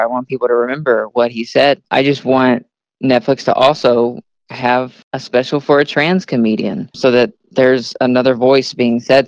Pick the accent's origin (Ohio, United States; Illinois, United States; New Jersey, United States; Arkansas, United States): Arkansas, United States; now in Kansas City, United States; I'm from Arkansas and there's nothing there, absolutely nothing